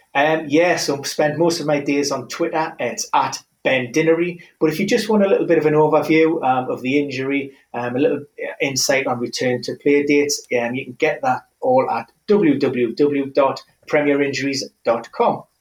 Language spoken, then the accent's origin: English; Newcastle upon Tyne, North East England, United Kingdom; Newcastle, my hometown club